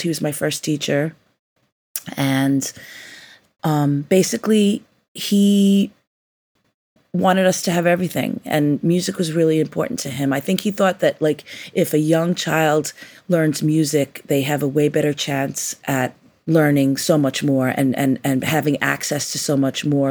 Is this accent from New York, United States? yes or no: yes; New York, United States; growing up in New York